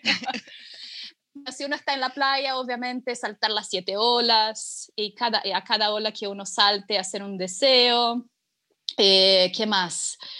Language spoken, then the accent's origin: Spanish; São Paulo, Brazil; now in Chile; yo soy de São Paulo, sí. Yo soy de São Paulo eh, y, pero siempre, o sea, durante toda mi infancia y adolescencia